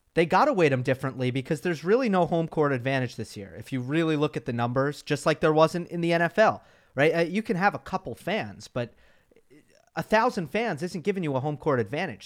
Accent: New York, United States; I'm the New Yorker of, of, of us two

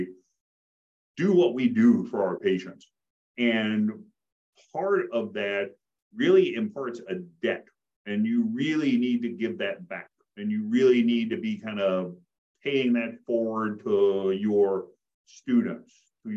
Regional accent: Appalachia, near Sharkey / Hillsboro, Kentucky, United States; So I grew up in Appalachia, kind of middle of nowhere, back in the country, the nearest kind of crossroads was called Sharkey. The nearest post office was Hillsboro

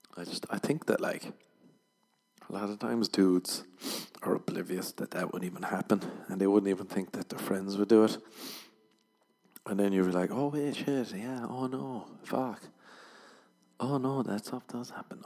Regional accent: Ireland; I'm Irish

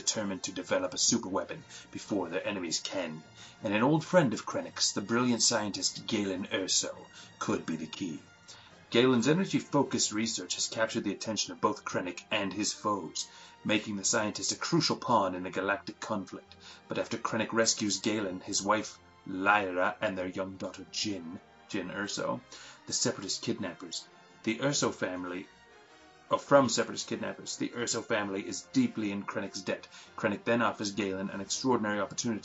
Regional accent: Canada; we are from Canada

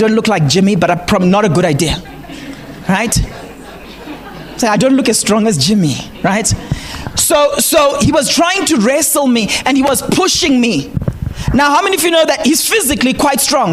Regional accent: Zimbabwe; English is a second language; Those of us who come from Zim

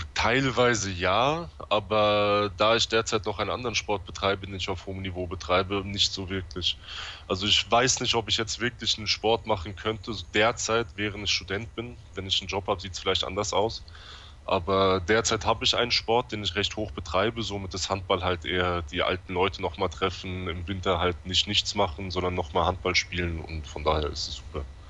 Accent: Offenbach am Main, Hesse, Germany; aus dem Rhein-Main-Gebiet in Offenbach

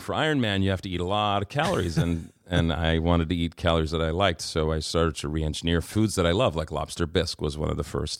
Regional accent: New York City, New York, United States; growing up in Queens

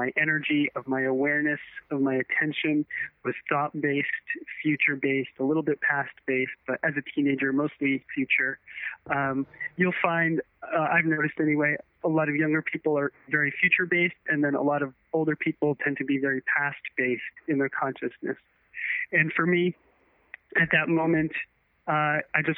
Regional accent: United States; born or raised there

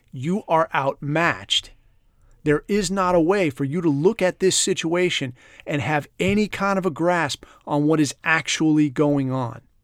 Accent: California, United States; moved away; I grew up in California

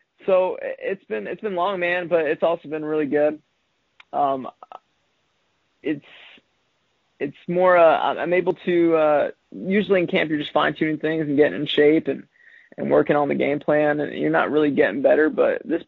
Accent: Kansas City, United States; growing up in Kansas City

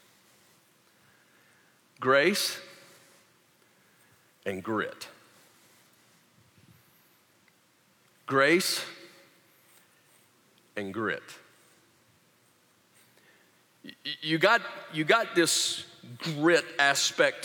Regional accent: the South, United States; moved away; I grew up in the South

